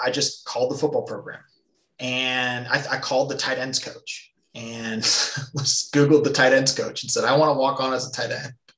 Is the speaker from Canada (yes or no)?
yes; Nelson, British Columbia, Canada; moved away; I grew up in British Columbia, a small town called Nelson